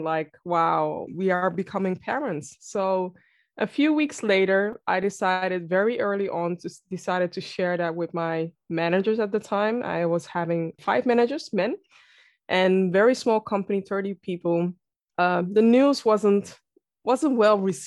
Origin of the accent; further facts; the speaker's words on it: Amsterdam, North Holland, Netherlands; I am born and raised in Amsterdam, the Netherlands.